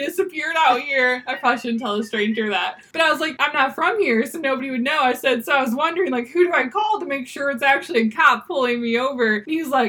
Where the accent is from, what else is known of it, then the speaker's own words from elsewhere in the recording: Michigan, United States; I'm from Michigan